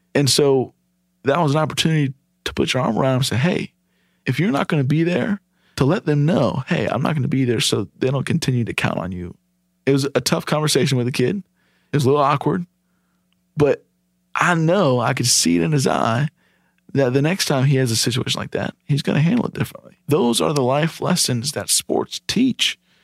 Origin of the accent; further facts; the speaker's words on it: Ohio, United States; moved away as an adult; now in Charlotte, United States; I grew up in Ohio, graduated high school in two thousand eight, moved down to Charlotte that next month after graduation.